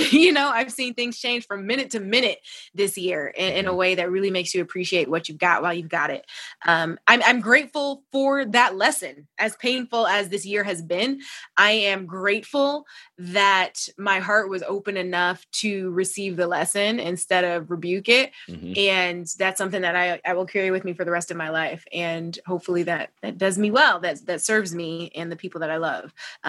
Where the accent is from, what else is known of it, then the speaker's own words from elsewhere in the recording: Ohio, United States; now in Los Angeles, United States; I'm from Ohio. All of my family is there. I don't have any close family out